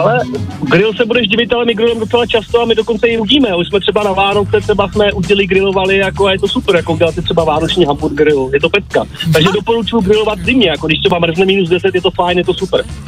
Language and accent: Czech; Mělník, Central Bohemian Region, Czechia; Já, když jsem z Mělníka